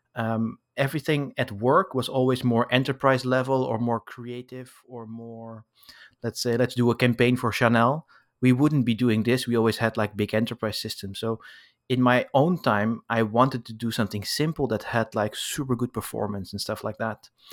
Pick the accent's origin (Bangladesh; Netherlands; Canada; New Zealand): Netherlands; Amsterdam, North Holland; now in Paris, France; I was born in Amsterdam, but now I live in Paris